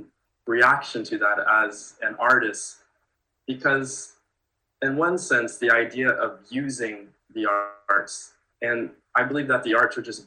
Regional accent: San Jose, California, United States; I grew up in Northern California, a place called San Jose.

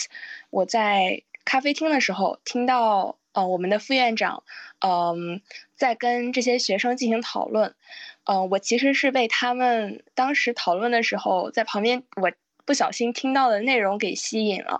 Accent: China; moved away as an adult; also born or lived in Beijing; 其实我从小是在呃在曾经的国家贫困县长大，当然现在我们已经脱贫了。

